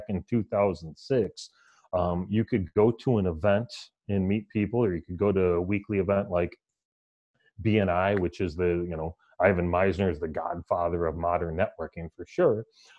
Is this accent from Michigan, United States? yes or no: yes; Detroit, Michigan, United States; We're all from Detroit.